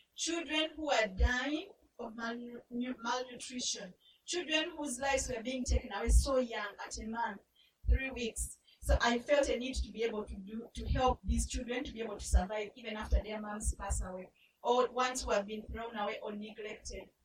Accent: Uganda; I grew up in Uganda. Uganda is in East Africa

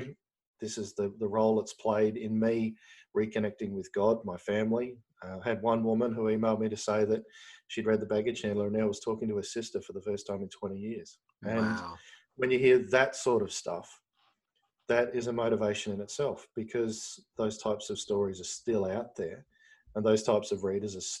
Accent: Australia; as an Australian

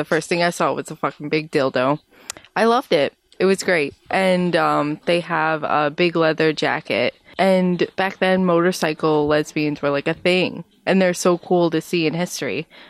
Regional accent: Iowa, United States; I'm from Iowa.

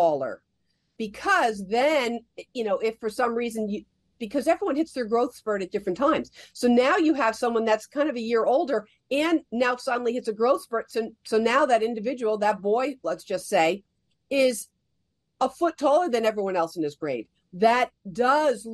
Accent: New Jersey, United States; I grew up in New Jersey

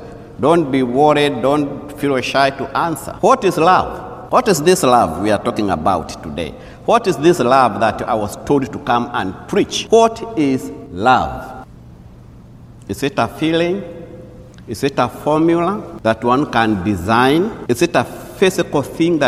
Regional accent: Kenya; moved away; I'm a native from Kenya

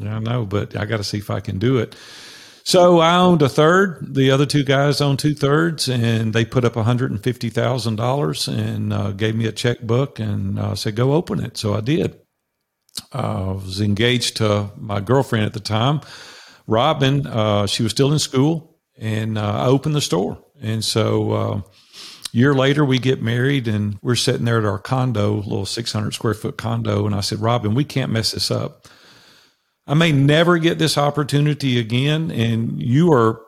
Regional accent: Nashville, Tennessee, United States; I grew up in Nashville, Tennessee, which I currently live

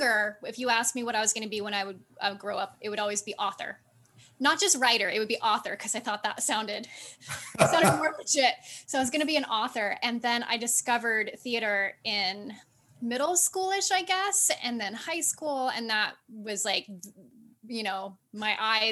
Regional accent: Northeast Georgia, United States; also born or lived in Oregon; now in New York City, United States; Originally Oregon, very small rural town in Oregon, but we moved when I was 7 to Northeast Georgia

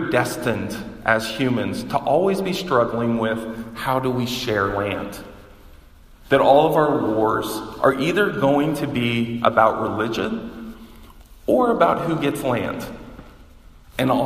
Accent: the South, United States; moved away; I grew up in the South

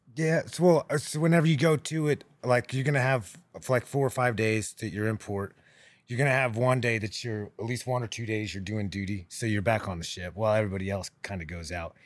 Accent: Kansas, United States; moved away as an adult; now in Nashville, United States; I grew up in Kansas

